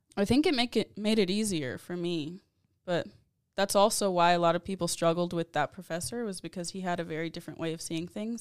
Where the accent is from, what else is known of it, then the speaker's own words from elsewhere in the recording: San Antonio, Texas, United States; I'm born and raised in San Antonio, Texas